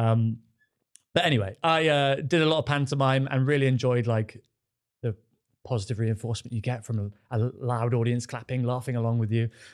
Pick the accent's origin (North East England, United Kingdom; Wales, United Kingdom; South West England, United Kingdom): South West England, United Kingdom; Devon; now in London, United Kingdom; I grew up in Devon in a village